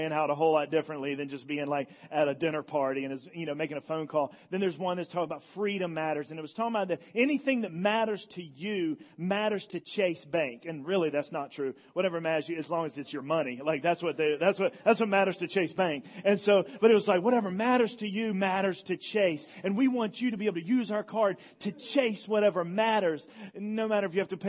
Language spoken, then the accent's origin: English; Elizabeth City, North Carolina, United States; I'm from Elizabeth City, North Carolina.